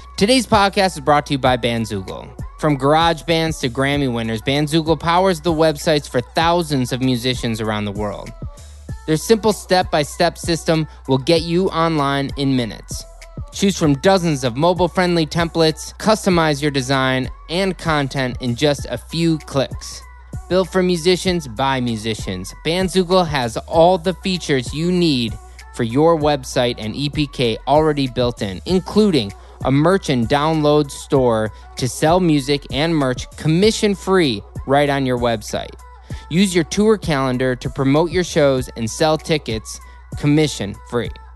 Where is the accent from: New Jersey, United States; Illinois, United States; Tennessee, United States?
Illinois, United States; Deerfield; I grew up in the eighties and nineties in Chicago